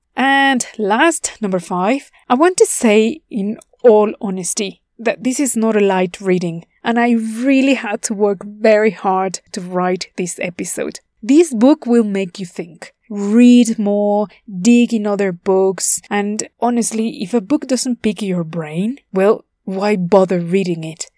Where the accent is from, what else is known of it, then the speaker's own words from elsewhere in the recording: Puebla, Mexico; here in my hometown of Puebla, Mexico